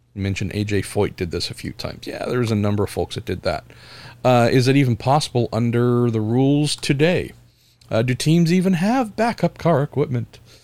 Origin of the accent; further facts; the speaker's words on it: United States; my home country